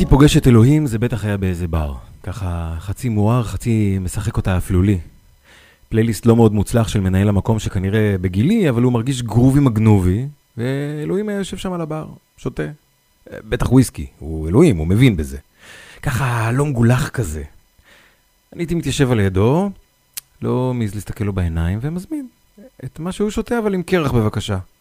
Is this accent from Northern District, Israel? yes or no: yes; Northern District, Israel; אני נולדתי בעיר קטנה בצפון